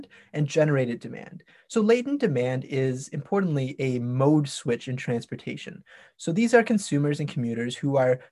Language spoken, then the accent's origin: English; Toronto, Ontario, Canada; I'm from Toronto